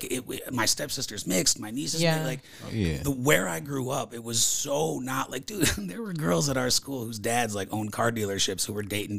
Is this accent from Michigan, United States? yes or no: yes; Flint, Michigan, United States; Where I grew up in Flint, Michigan.